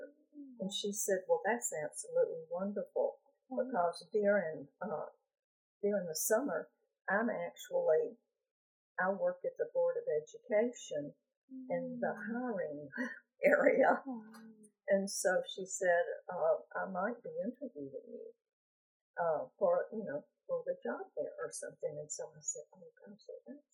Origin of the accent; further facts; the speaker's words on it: Jackson, Mississippi, United States; I was born in Jackson, Mississippi, and I went to undergraduate school at the University of Mississippi